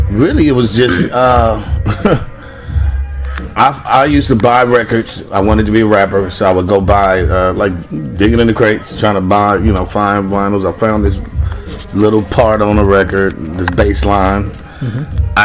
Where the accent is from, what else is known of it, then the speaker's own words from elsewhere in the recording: West Coast, United States; I'm dope. I'm from the West Coast. I'm a lyricist